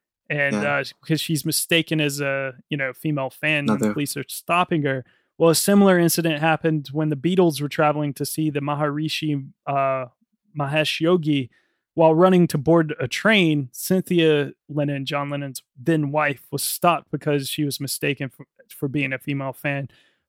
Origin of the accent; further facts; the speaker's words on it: Danville, Virginia, United States; I'm from Danville, VA.